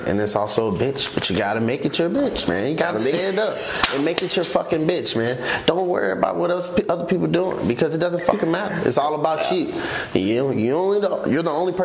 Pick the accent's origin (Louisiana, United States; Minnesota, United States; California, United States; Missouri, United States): Missouri, United States; St. Louis; now in Las Vegas, United States; We are both from St. Louis